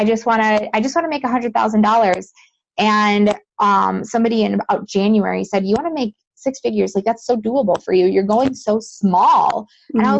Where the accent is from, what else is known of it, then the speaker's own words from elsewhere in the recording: Western New York, United States; I'm originally from Western New York, and I'm pretty close to Buffalo